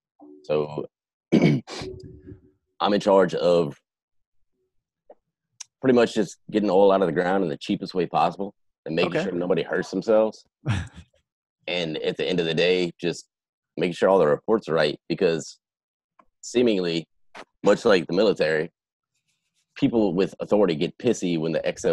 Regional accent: Louisiana, United States; South Louisiana.

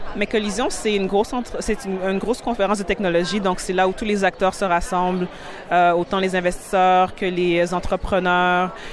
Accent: Montreal, Quebec, Canada; also born or lived in Burundi; J'ai grandi à Montréal et donc c'est venu plus d'un constat où Ma famille a immigré du Burundi ici

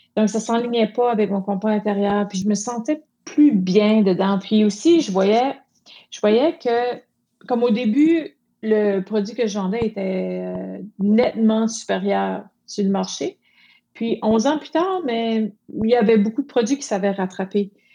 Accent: Moncton, New Brunswick, Canada; Je suis une Acadienne de Moncton, au Nouveau-Brunswick.

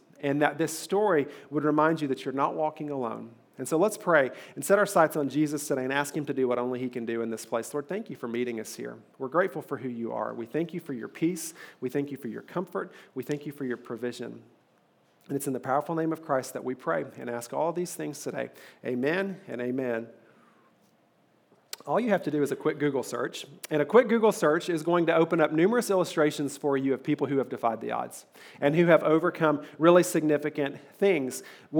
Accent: Eastern Kentucky, United States; I'm from Eastern Kentucky.

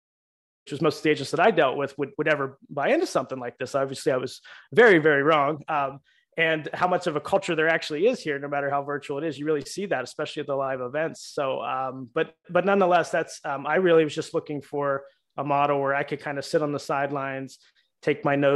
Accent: Pittsburgh, Pennsylvania, United States; moved away as an adult; now in Florida, United States; We're from Pittsburgh

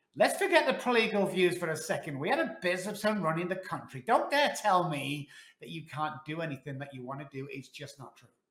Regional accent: Manchester, North West England, United Kingdom; moved away as an adult; now in Texas, United States; I was on the streets for 14 months back in Manchester, UK

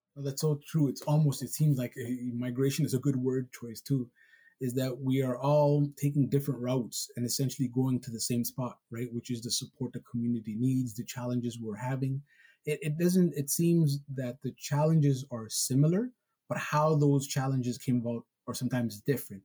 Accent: Somalia; moved away; Even though I'm Somali and I was born in Somalia

